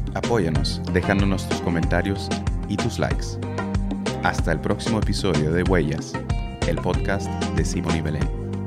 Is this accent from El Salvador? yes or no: no; Germany; Spanish is a second language; moved away as an adult; also born or lived in Peru; soy alemán, em, tengo 36 años